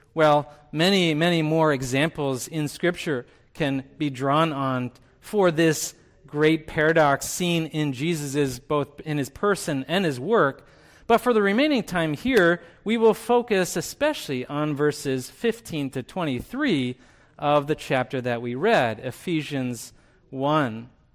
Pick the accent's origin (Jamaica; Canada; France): Canada; moved away; I grew up in Canada. I identify as a Canadian when it's appropriate for me